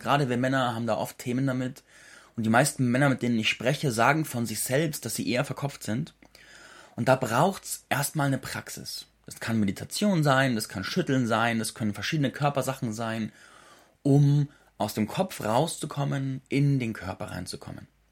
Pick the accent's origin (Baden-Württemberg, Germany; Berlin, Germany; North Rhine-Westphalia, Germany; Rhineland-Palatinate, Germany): Baden-Württemberg, Germany; Schopfheim; moved away; in meiner alten Heimat am Hof Zarte in Schopfheim bei Baden-Württemberg